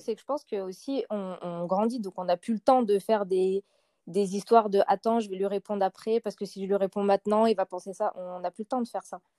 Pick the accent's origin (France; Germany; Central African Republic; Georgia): France; Lyon, Auvergne-Rhône-Alpes; je suis lyonnaise